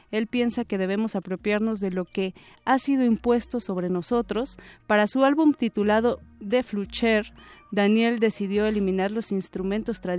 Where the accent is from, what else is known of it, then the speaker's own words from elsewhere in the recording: Mexico City, Mexico; Es decir, nosotros como citadinos, eh